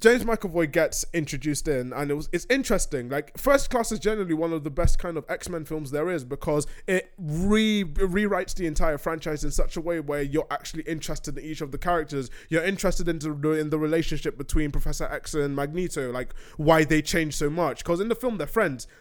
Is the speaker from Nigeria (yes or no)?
yes; Nigeria; I'm going to say as a Nigerian